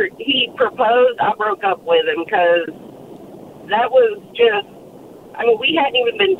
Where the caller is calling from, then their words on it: Fountain Inn, South Carolina, United States; I'm calling in from Fountain Inn.